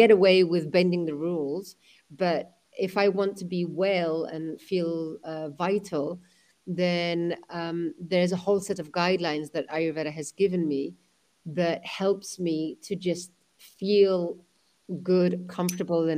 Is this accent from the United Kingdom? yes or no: yes; London, United Kingdom; my mother is Spanish, my father was from Pakistan, I was born in London